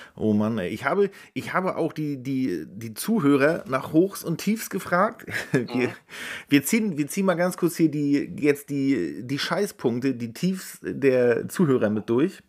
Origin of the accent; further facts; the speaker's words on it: Rostock, Mecklenburg-Vorpommern, Germany; meinem Verein aus der Heimat aus Rostock